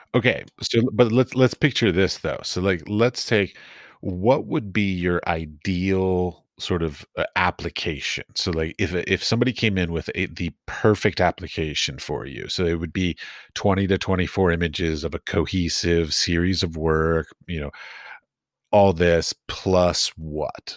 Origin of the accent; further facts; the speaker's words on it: Arlington, Virginia, United States; I grew up in Arlington.